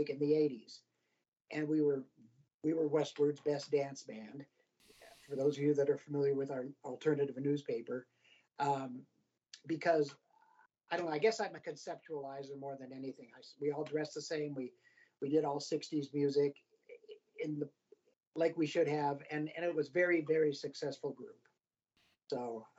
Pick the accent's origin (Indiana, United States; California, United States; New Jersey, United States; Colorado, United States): Colorado, United States; also born or lived in Cleveland, Ohio / Albuquerque, New Mexico; now in Denver, United States; we moved to Colorado when I was six